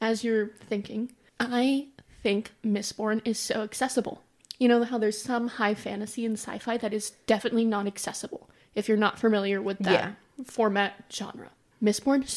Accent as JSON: {"language": "English", "region": "New York", "country": "United States", "said": "I'm from New York"}